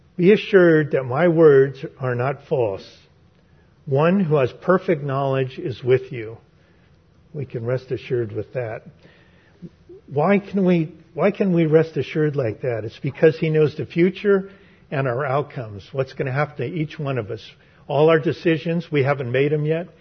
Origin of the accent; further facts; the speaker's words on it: San Francisco, California, United States; growing up in San Francisco